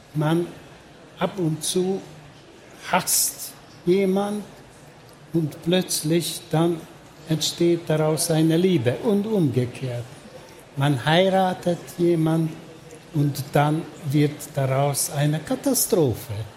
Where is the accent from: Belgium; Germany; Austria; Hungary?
Hungary; Budapest; German is a second language; Ich bin in Budapest geboren und aufgewachsen